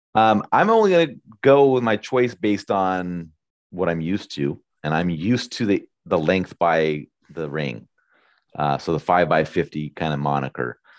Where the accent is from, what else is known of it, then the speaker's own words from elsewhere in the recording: United States; I'm an American